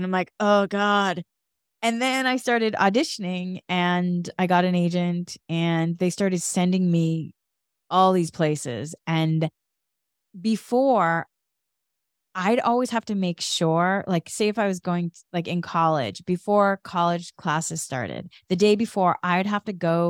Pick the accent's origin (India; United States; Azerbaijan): United States; Massachusetts; moved away; And so then I moved from Massachusetts to California